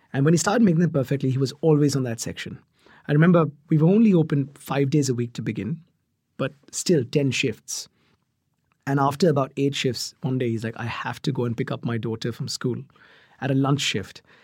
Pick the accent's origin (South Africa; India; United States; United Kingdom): India; Mumbai, Maharashtra; moved away; I grew up in Mumbai